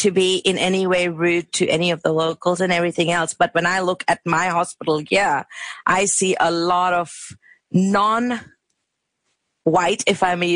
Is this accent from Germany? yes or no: no; India; moved away as an adult; now in Australia; we are from India and people call us brown or curry